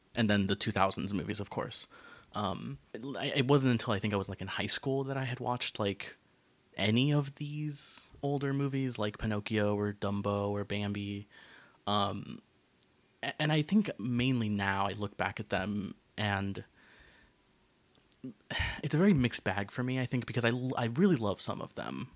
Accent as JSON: {"language": "English", "region": "Florida", "country": "United States", "tie": "born or raised there", "said": "growing up in Florida"}